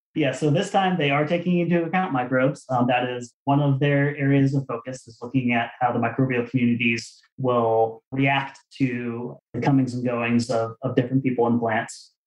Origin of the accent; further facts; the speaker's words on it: Arizona, United States; I was a, a kid growing up in Arizona